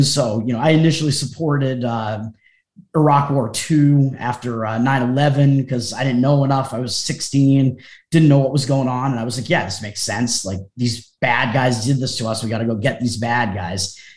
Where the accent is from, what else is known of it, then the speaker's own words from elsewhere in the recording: Massachusetts, United States; also born or lived in Boston area; I grew up in Massachusetts. I'm still in Massachusetts. I've been like on the South Shore of Massachusetts for most of my life